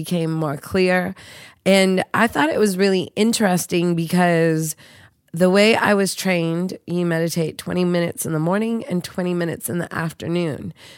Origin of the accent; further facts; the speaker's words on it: Seattle, Washington, United States; When I was growing up in Seattle